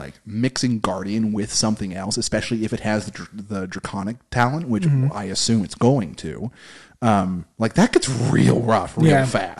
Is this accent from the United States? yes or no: yes; United States; You know, you're American, I'm American. We don't have royalty out here.